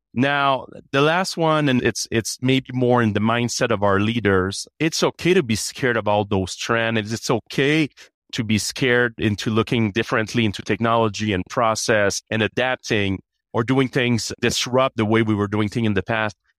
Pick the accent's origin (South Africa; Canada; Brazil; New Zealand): Canada; now in United States; I have an accent. I'm Canadian.